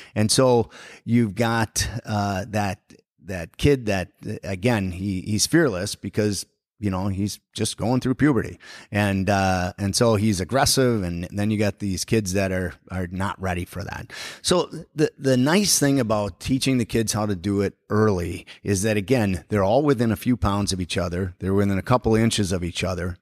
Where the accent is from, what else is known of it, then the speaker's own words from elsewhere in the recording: Forest Lake, Minnesota, United States; growing up in Forest Lake, we didn't have an ice arena when I was in high school